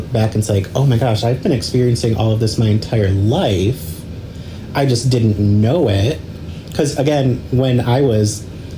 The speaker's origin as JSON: {"language": "English", "town": "Detroit", "region": "Michigan", "country": "United States", "tie": "born or raised there", "also_born_or_lived": "Auburn Hills, Michigan / Mount Pleasant, Michigan", "said": "originally I moved here from Mount Pleasant, but I grew up in Metro Detroit, like in the suburbs"}